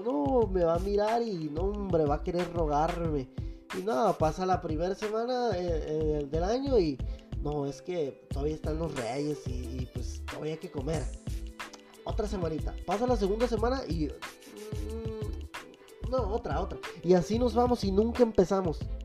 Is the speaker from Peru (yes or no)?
no; Mexico; hablo como mexicanos